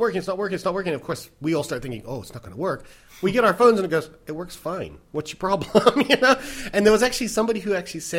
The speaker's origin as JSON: {"language": "English", "country": "United States", "moved": "yes", "said": "I am an American"}